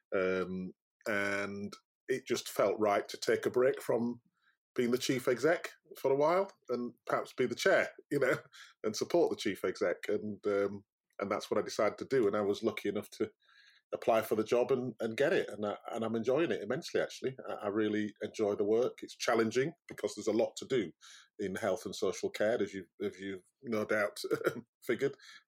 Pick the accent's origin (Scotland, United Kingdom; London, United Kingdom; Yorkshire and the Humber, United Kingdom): Yorkshire and the Humber, United Kingdom; I'm very proud of being a Yorkshireman. I love Yorkshire, and I like Yorkshire people, and they are different.